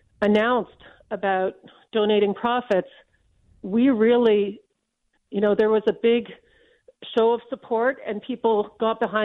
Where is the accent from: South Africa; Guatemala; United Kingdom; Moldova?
United Kingdom; London; now in Canada; I was born in London.